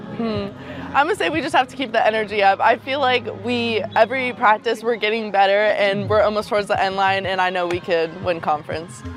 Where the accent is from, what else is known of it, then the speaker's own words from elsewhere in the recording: California, United States; moved away as an adult; now in Monroe, Louisiana, United States; I'm a junior at ULM and I'm from California.